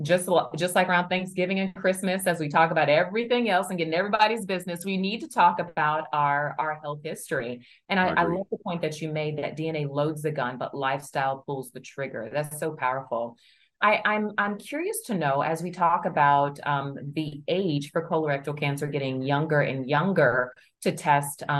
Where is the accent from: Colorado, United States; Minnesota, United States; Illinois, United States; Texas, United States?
Texas, United States; Houston; moved away; also born or lived in New Orleans; I'm from Houston by way of New Orleans.